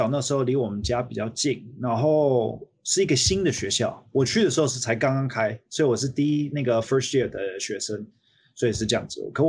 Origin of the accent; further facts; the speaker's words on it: Taiwan; now in United States; 然后我觉得小时候长大在另外一个国家对我的帮助很好的原因，是因为可以多接触这个这个国家，这不同的国家不不同的文化，所以我回来到美国的时候呢。